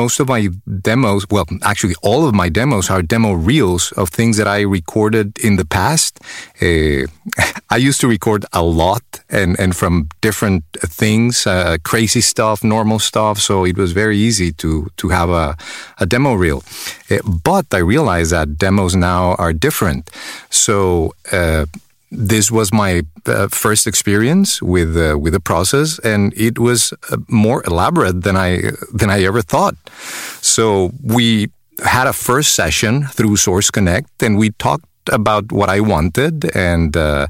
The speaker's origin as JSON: {"language": "English", "country": "Mexico", "second_language": "English", "moved": "as an adult", "lives_now": "United States", "said": "accent because I'm originally from Mexico. I moved to the States when I was a grown-up, 30 years old, so I will always have an accent."}